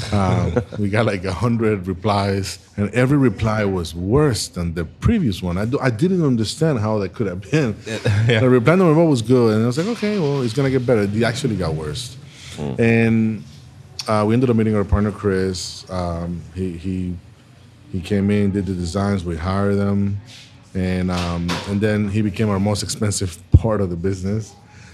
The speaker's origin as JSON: {"language": "English", "country": "Panama", "tie": "born or raised there", "moved": "as an adult", "lives_now": "Tampa, United States", "said": "I was born and raised in Panama"}